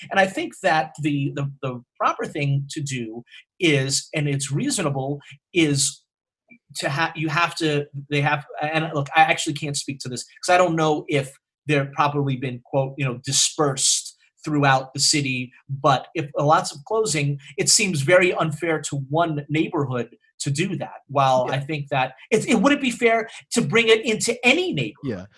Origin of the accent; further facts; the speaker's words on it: New York City, New York, United States; the neighborhood where Ryan and I grew up on the Upper West Side.